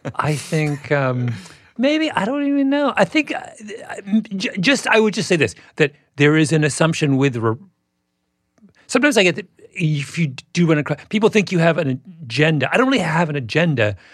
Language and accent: English; Canada; moved away; also born or lived in England; growing up in Canada